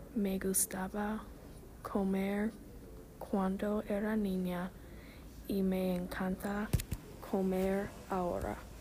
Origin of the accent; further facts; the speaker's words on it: Oklahoma, United States; Spanish is a second language; Cuando era niña, viví en Oklahoma. Ahora vivo en Oklahoma.